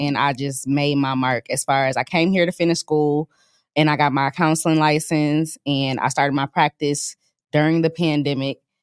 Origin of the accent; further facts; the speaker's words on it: Grand Rapids, Michigan, United States; moved away as an adult; now in Dallas, United States; I was born in Grand Rapids